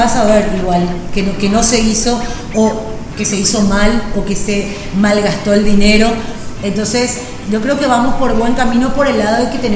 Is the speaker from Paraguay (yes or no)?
yes; Paraguay; Acá estamos hablando de algo público que somos los paraguayos